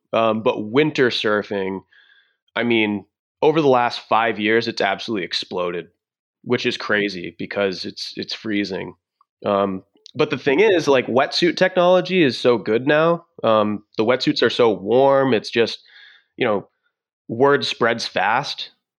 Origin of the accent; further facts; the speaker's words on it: Massachusetts, United States; Yeah. So I'm from Southern Massachusetts actually.